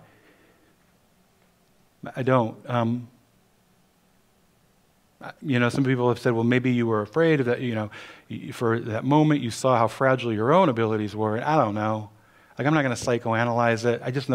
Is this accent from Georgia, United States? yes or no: no; Cleveland, Ohio, United States; Growing up in Cleveland, Ohio